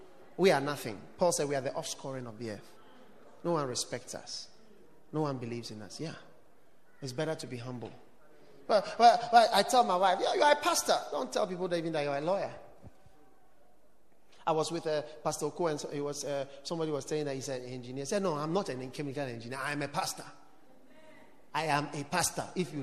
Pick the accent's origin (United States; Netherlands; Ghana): Ghana; So I knew you from Ghana. So I'm also a Ghanaian.